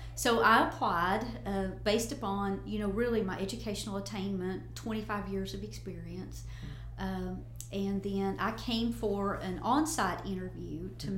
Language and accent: English; Northeast Tennessee, United States; moved away as an adult; now in West Tennessee, United States; I was born and raised in Northeast Tennessee